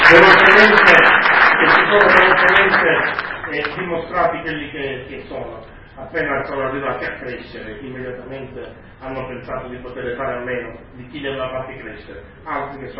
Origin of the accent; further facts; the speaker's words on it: Sicily, Italy; also born or lived in Milan / Rome / Palermo; di fronte alla mia terra, di fronte al bene che la Sicilia